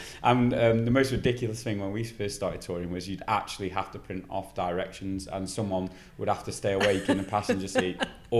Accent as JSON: {"language": "English", "town": "Stafford", "region": "West Midlands", "country": "United Kingdom", "tie": "born or raised there", "said": "we're playing in Stafford, which is where we grew up."}